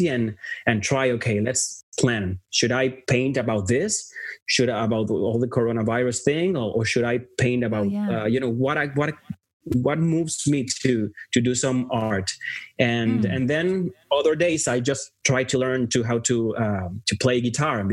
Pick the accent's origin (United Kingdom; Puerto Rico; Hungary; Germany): Puerto Rico; moved away as an adult; now in Los Angeles, United States; I was born and raised in Puerto Rico all my life. And then in my 30s, then I moved